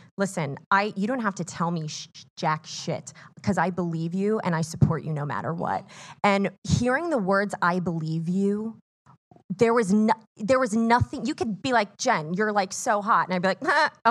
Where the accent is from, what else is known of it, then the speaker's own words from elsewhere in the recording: Miami, Florida, United States; I'm from Miami, Florida.